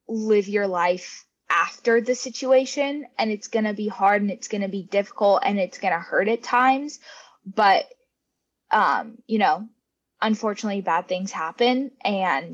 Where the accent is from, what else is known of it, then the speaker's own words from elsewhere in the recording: Olympia, Washington, United States; growing up in the Olympia area